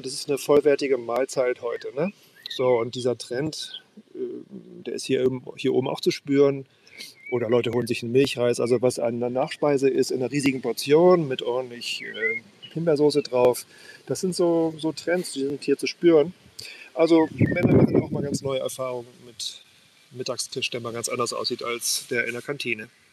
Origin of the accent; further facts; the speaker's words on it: Worpswede, Lower Saxony, Germany; now in Sylt, Germany; Worpswede, meiner Heimat